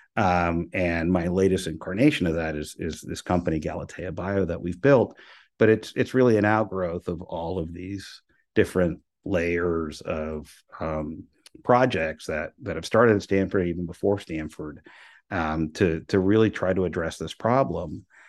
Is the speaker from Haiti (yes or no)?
no; Venezuela; moved away; also born or lived in Miami; I'm, I'm from Venezuela.